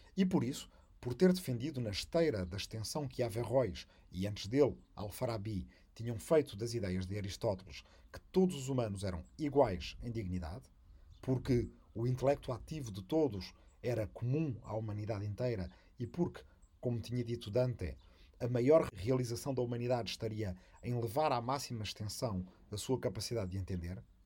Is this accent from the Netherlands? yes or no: no; Arrifana, Ribatejo, Portugal; minha aldeia de Arrifana, no Ribatejo